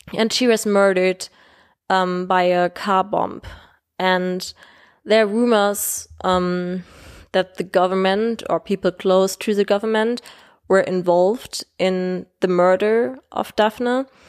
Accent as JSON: {"language": "English", "country": "Germany", "said": "I'm twenty-three years old and I come from Germany"}